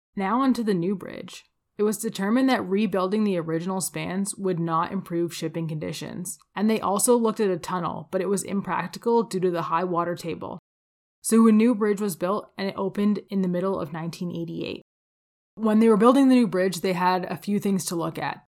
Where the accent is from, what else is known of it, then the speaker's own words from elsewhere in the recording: Windsor, Ontario, Canada; now in Calgary, Canada; I grew up outside of Windsor, Ontario